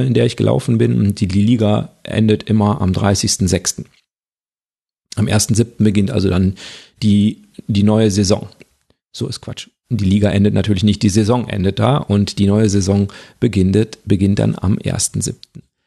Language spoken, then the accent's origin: German; near Düsseldorf, Duisburg, Krefeld, North Rhine-Westphalia, Germany; Wir stammen ja aus Nordrhein-Westfalen und zwar da sehr westlich, aus der Nähe von Düsseldorf, Duisburg, die Ecke Krefeld